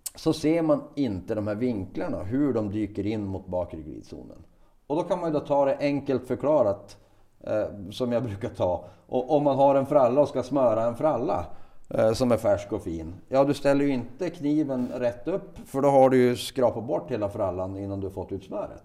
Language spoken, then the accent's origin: Swedish; Västerbotten County, Sweden; now in Piteå, Sweden; Jag är, jag är västerbottning ja, av födsel ohejdad vana, men har bott i Piteå sedan 95.